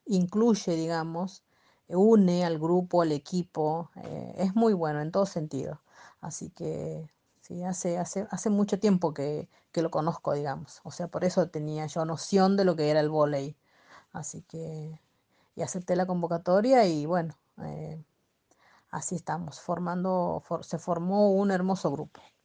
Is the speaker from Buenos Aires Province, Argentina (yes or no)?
no; Santiago del Estero, Argentina; moved away as an adult; now in Buenos Aires, Argentina; yo nací en, Santiago del Estero, me crié allá